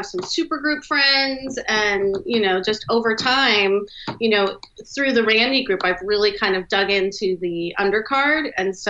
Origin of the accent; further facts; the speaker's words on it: Redlands, California, United States; now in Seattle, United States; I'm originally from Redlands, California, which is about an hour from Palm Springs